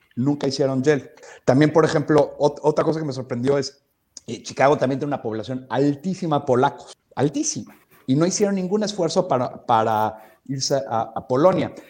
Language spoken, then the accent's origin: Spanish; Mexico; moved away; siendo mexicano original, originalmente